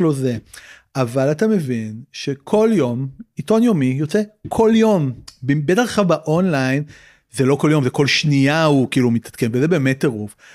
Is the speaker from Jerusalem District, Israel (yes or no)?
no; Tel Aviv, Tel Aviv District, Israel; גדלתי בצפון תל אביב